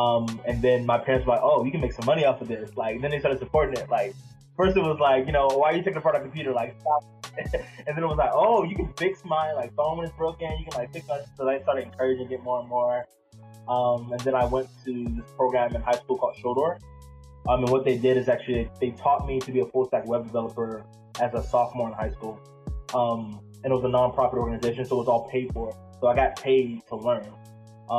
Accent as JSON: {"language": "English", "town": "Pollocksville", "region": "North Carolina", "country": "United States", "tie": "born or raised there", "also_born_or_lived": "New Bern, North Carolina / Durham, North Carolina", "said": "the town that I actually grew up in for a really big portion of my life is called Pollocksville."}